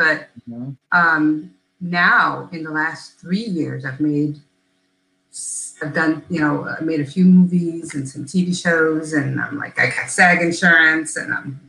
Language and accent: English; Chicago, Illinois, United States; moved away as an adult; now in Atlanta, United States; I am from Chicago.